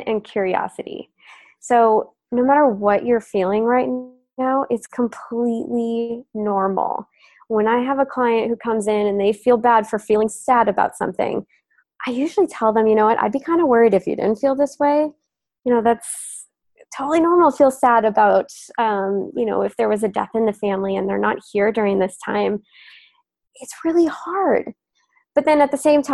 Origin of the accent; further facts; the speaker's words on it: Minnesota, United States; I come from Minnesota